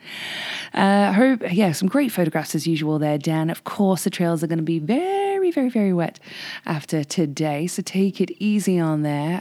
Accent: England, United Kingdom; now in Whistler, Canada; Practically grew up on Monty Python being English.

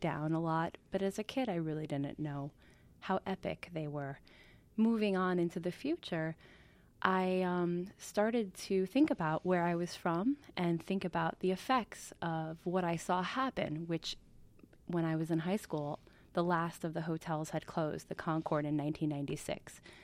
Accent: Kiamesha Lake, New York, United States; moved away as an adult; also born or lived in Brooklyn, New York / California; we moved up to Kiamisha Lake, which is sort of the Borscht Belt proper, right next to Monticello, when I was six

